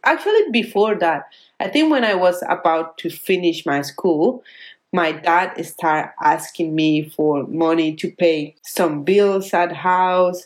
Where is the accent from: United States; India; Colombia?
Colombia; English is a second language; moved away as an adult; now in Australia; I'm living now in Australia and I'm getting pesos from Colombia